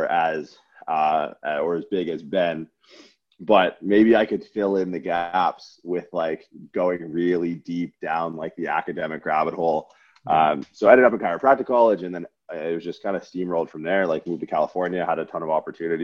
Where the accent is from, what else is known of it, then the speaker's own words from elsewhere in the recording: Windsor, Ontario, Canada; I grew up in Windsor, Ontario for like most of my life